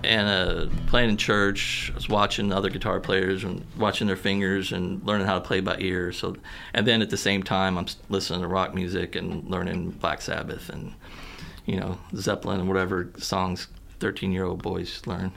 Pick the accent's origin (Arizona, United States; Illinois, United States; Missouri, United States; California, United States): Missouri, United States; Poplar Bluff; moved away as an adult; also born or lived in Kentucky / Mountain View, Missouri; now in Columbia, United States; I was born in Kentucky, but I was raised like Southern Missouri and Southeast Missouri and Mountain View, and then spent most of my time like growing up, my teenage years in Poplar Bluff